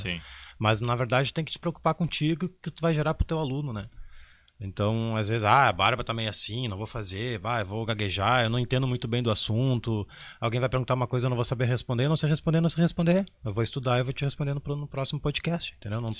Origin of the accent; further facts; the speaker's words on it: Porto Alegre, Rio Grande do Sul, Brazil; Eu, ah, infelizmente sou de Porto Alegre